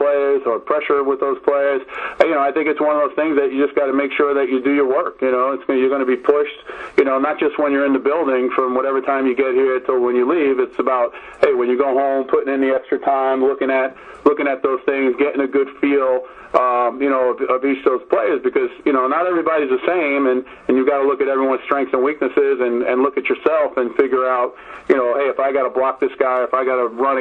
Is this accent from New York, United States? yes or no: yes; New York City, New York, United States; I'm born and raised in the Bronx